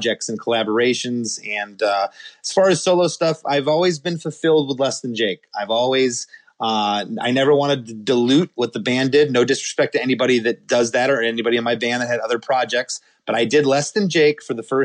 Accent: Michigan, United States; I was born in Michigan in 1973

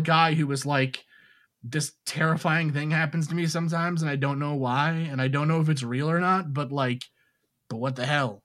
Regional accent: New York City, New York, United States; when I was a kid, I grew up in New York City

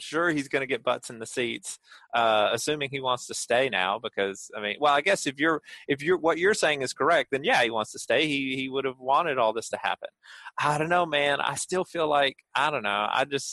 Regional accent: Georgia, United States; I grew up in Georgia.

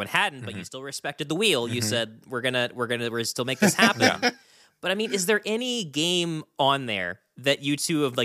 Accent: West Virginia, United States; As locals

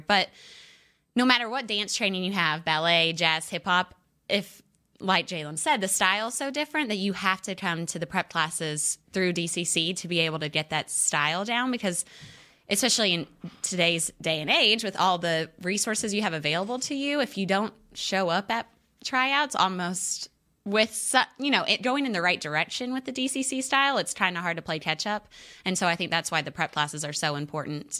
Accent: Fayetteville, Arkansas, United States; now in Texas, United States; I just went back to Fayetteville, which is my hometown

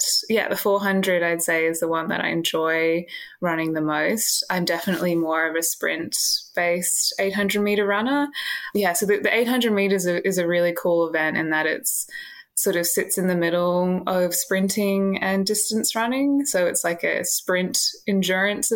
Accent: Canberra, Australian Capital Territory, Australia; moved away as an adult; also born or lived in Sydney; now in Melbourne, Australia; I grew up in Canberra

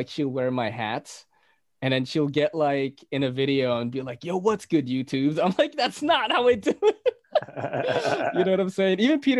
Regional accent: Philippines; accent: Filipino; Getting rid of my accent from the Philippines, because, you know, people pronounce it differently.

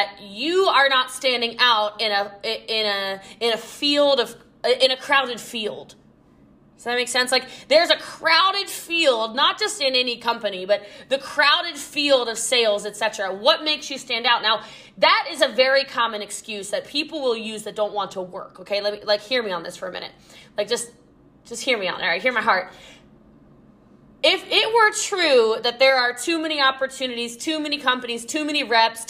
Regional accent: Maryland, United States; now in Texas, United States; I'm from Maryland originally. I live in Texas now

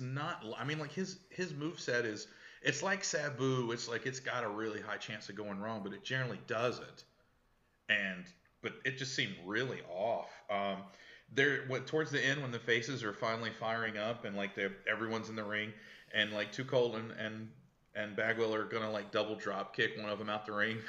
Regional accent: Texas, United States; Guys, I'm from Texas. Improv's not my thing.

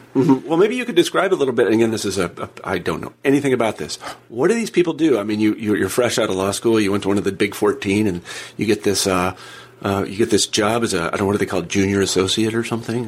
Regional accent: Kansas, United States; I'm from Kansas

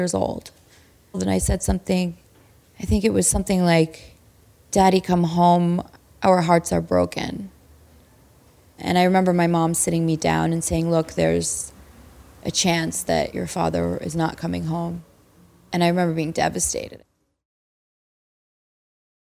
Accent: Cyprus; I grew up in Cyprus, off the coast of Greece, close enough to Beirut

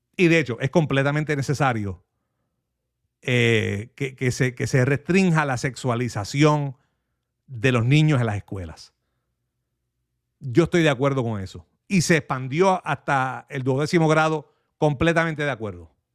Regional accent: Manatí, Puerto Rico; moved away; yo soy manatieño ausente, así que conozco muy bien esa área

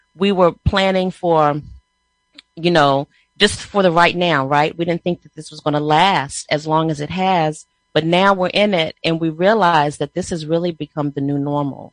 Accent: Prince George's County, Maryland, United States; we're from Prince George's County, Maryland

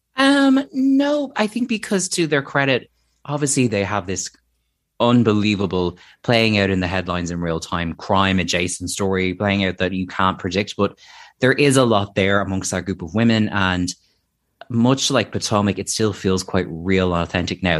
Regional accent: Ireland; as an Irish person

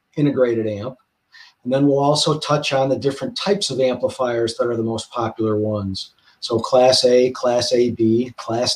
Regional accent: Chicago, Illinois, United States; Chicago, which is my hometown

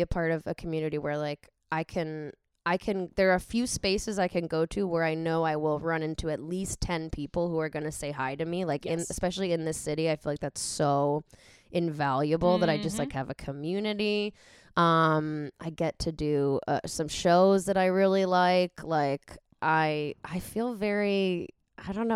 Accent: Hartford, Connecticut, United States; I was born in Hartford, Connecticut

